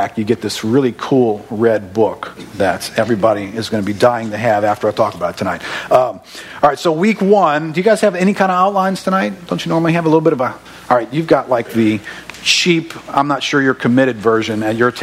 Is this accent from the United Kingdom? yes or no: no; River Ridge, Louisiana, United States; now in Destrehan, United States; I grew up in River Ridge.